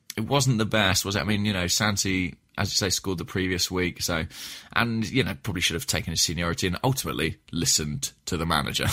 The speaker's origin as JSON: {"language": "English", "town": "Watford", "region": "East of England", "country": "United Kingdom", "tie": "born or raised there", "said": "my hometown, uh, of Watford"}